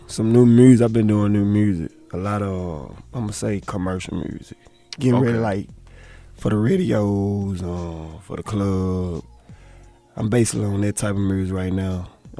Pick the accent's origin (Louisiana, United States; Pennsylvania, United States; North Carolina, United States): Louisiana, United States; Monroe; I'm from Monroe.